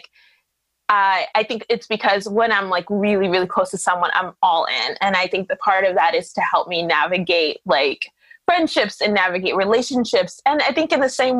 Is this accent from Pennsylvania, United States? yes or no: no; New York City, New York, United States; because I was born here, because I was raised here